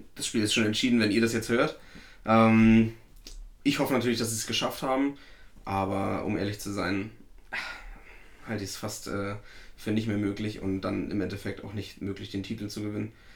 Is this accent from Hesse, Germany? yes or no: no; Werratal, Thuringia, Germany; der ortsansässige Verein aus meiner Heimat